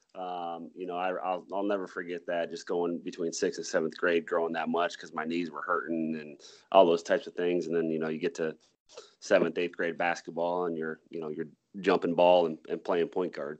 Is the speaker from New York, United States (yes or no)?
no; Mason City, Iowa, United States; also born or lived in Lake Mills, Iowa; I was born in Lake Mills, Iowa, um, and then I went um, and we moved actually to Mason City when I was about four years old.